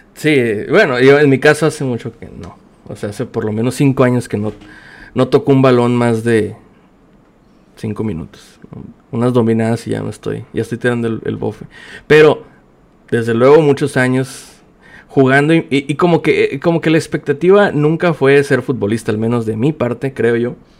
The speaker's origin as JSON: {"language": "Spanish", "town": "Mexicali", "region": "Baja California", "country": "Mexico", "said": "soy de Mexicali, Baja California"}